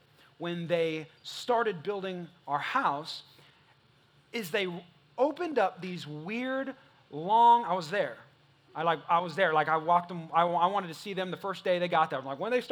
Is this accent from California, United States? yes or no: yes; California, United States; now in Texas, United States; I ain't from Texas. I'm not from here. I'm from California